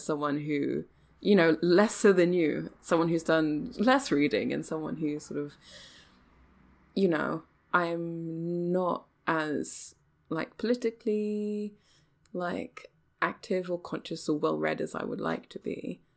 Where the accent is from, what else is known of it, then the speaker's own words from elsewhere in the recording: England, United Kingdom; I'm English